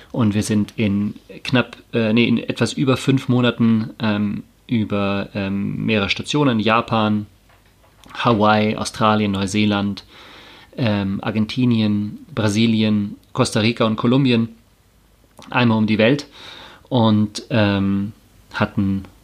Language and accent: German; Tegernsee, Bavaria, Germany; Ich bin am Tegernsee aufgewachsen, in der Natur, in, in, in so, einem, in so einem malerischen äh, Bauernhof mit, mit Kühen und Schafen und Bienen und Himbeeren und Äpfeln